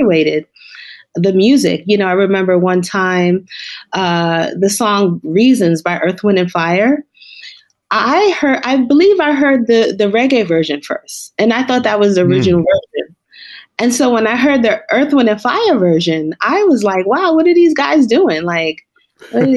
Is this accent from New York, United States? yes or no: yes; New York, United States; growing up in New York, you know, it was about, you know, the Caribbean community, the African community